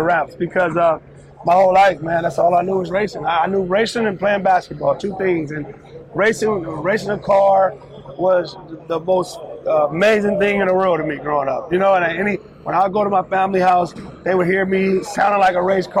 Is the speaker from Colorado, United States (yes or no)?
no; California, United States; we are from California.